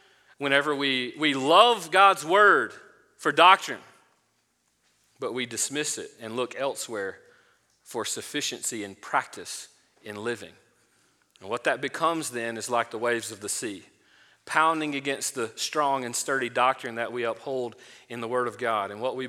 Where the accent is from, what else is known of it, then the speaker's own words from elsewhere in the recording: Florida, United States; I'm from Florida. You probably could tell by the accent. No, it sounds like I'm from Georgia, but that's nonetheless. I'm from Florida, and one of the things that I love to do when I go back home is visit.